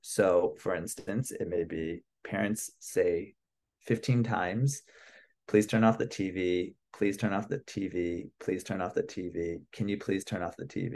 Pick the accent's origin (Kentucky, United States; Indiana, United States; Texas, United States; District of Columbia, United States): District of Columbia, United States; Washington; moved away as an adult; also born or lived in Philadelphia / New York; now in Los Angeles, United States; I'm originally from the East Coast. I'm from Washington, D C